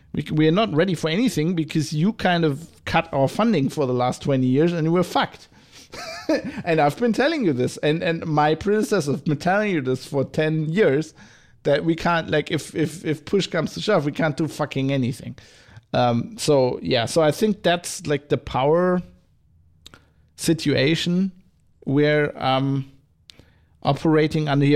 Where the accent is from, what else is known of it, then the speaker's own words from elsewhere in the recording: Germany; accent: German; go back into my German accent.